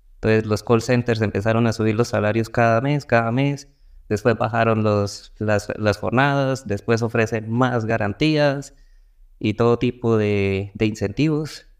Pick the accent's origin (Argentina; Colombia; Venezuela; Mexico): Colombia; acá en Colombia